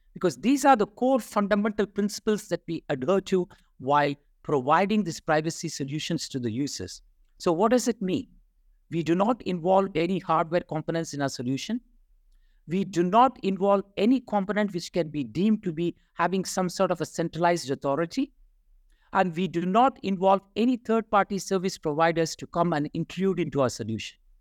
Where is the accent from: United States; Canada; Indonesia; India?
India; I'm from India.